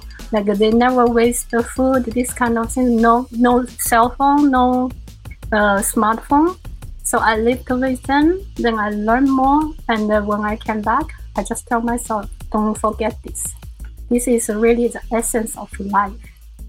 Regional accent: China; also born or lived in South America; now in Tokyo, Japan; I was born in China, and when I was a kid, we didn't have so many things, and we live in a big family, 10 people.

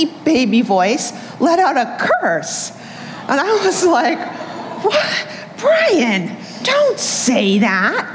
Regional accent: Boston, Massachusetts, United States; moved away; I'm from Boston, originally born and raised

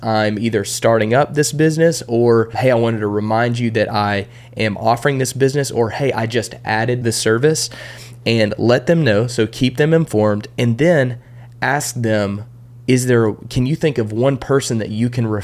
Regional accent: Texas, United States; I grew up in Texas

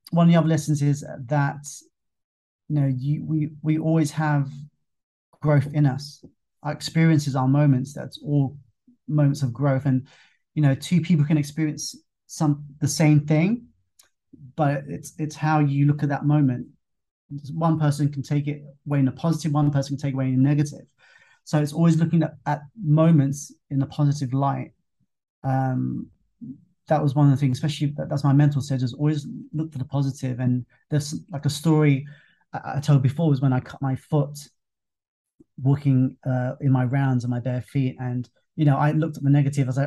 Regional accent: England, United Kingdom; now in Thailand; they knew that you know I, I come over from England and you know I, I didn't quite get what was going on

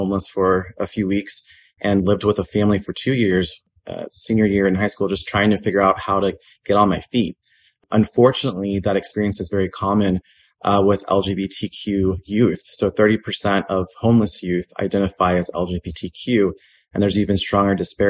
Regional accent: Tulsa, Oklahoma, United States; I'm from Tulsa, Oklahoma

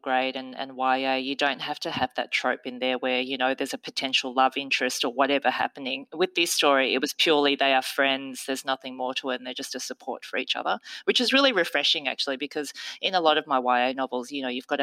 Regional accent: Melbourne, Victoria, Australia; English is a second language; I came to Australia as a toddler. So I think I probably didn't learn how to speak English until I got to Melbourne

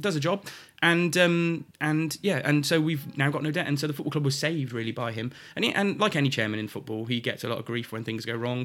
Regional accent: Shrewsbury, West Midlands, United Kingdom; also born or lived in Montford Bridge; I was born in Shrewsbury Hospital

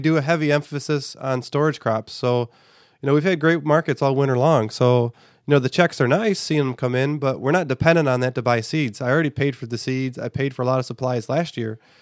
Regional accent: United States; as an American society

